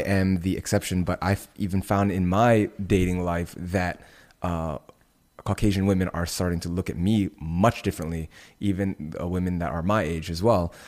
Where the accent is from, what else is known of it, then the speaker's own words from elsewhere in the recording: Indonesia; moved away; my home country of Indonesia